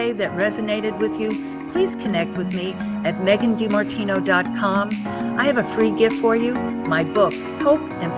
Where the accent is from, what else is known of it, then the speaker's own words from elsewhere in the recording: outside of New York City, United States; moved away as an adult; now in Texas, United States; the New York girl growing up outside of New York City in the 50s, 60s, 70s, 80s. And then I moved to Texas in 87